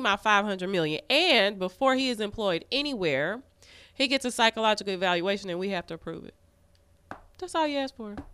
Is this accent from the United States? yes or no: yes; Arkansas, United States; the mm. biggest Black Church of Christ in Arkansas